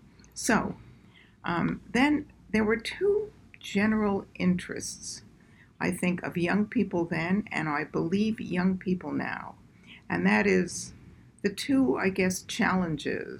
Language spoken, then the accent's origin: English; Montreal, Quebec, Canada; moved away; I was born and raised in Canada, in Montreal, and I went to McGill.